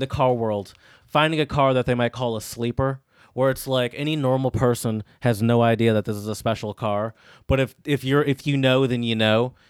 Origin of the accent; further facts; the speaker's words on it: United States; I'm an American